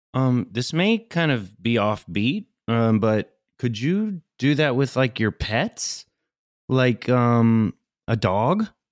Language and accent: English; United States; as an American